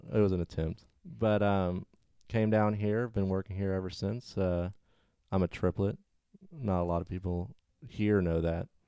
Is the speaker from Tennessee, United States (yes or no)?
no; Arkansas, United States; moved away as an adult; also born or lived in Texas; now in Florida, United States; I grew up in Arkansas.